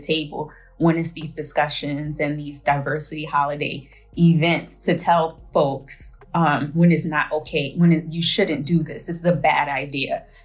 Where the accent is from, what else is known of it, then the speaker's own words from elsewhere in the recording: New York City, New York, United States; I'm from Queens.